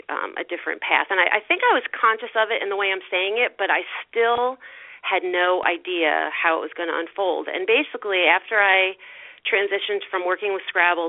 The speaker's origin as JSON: {"language": "English", "town": "Greenport", "region": "New York", "country": "United States", "tie": "born or raised there", "said": "I came back to my hometown, where I actually live now, in Greenport"}